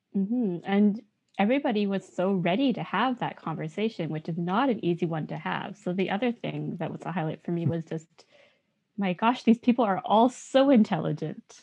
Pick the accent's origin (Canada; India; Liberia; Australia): Canada; a Yonsei, as a fourth generation Japanese Canadian